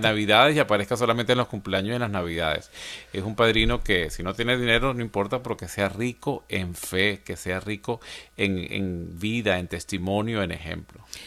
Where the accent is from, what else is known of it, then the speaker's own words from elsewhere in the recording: Venezuela; now in Atlanta, United States; en mi país, en Venezuela